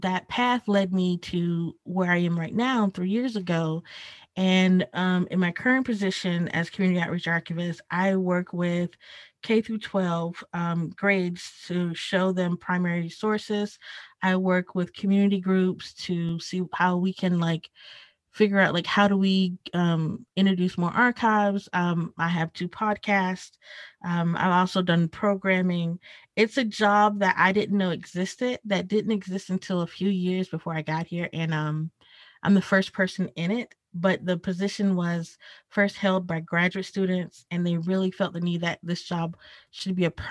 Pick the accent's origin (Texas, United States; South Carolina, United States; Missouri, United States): South Carolina, United States; moved away as an adult; now in Atlanta, United States; Where I grew up in South Carolina was rural